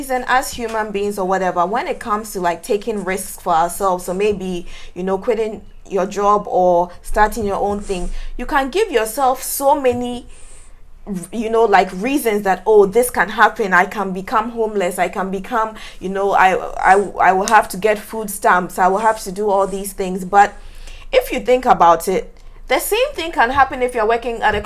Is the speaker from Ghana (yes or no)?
yes; Ghana; moved away as an adult; also born or lived in United States; now in New York, United States; this is a black girl from Ghana, right? Like, literally like grew up in Ghana